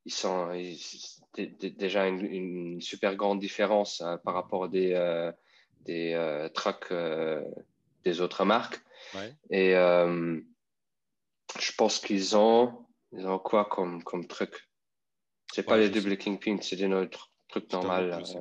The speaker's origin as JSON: {"language": "French", "country": "Luxembourg", "second_language": "French", "said": "je viens de Luxembourg"}